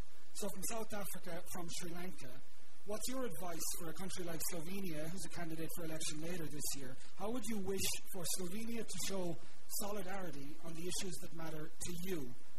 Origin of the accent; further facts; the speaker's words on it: Ireland; now in New York, United States; I'm Irish, and I'm a young fellow, and I work at the UN in New York.